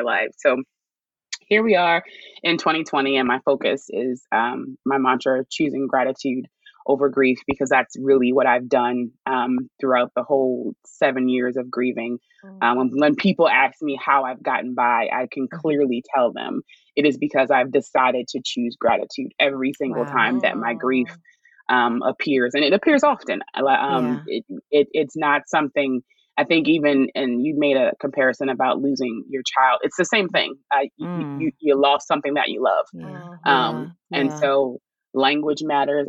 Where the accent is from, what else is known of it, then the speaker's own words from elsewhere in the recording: Chestertown, Maryland, United States; moved away as an adult; now in Baltimore, United States; I'm from a small town in Maryland called Chestertown, but I claim Baltimore because nobody knows where Chestertown is